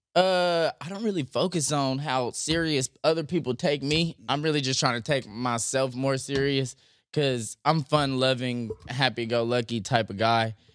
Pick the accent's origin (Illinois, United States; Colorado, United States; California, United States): California, United States; Compton; also born or lived in Santa Monica / Venice / North Hollywood / Silver Lake; I was raised in Compton